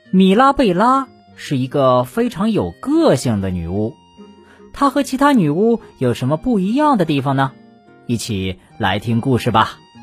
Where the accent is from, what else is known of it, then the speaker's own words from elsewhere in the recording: China; 我们中国人的眼珠啊，是黑色的